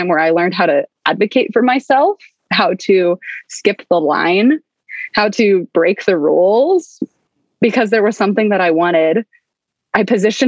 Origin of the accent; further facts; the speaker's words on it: Baltimore, Maryland, United States; I grew up in Baltimore, Maryland.